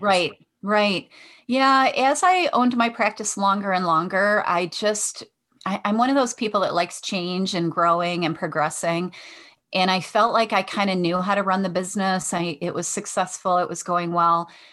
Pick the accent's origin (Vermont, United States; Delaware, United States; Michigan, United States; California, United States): Michigan, United States; Detroit; I'm from Michigan in the Detroit area, so I grew up on the west side of Detroit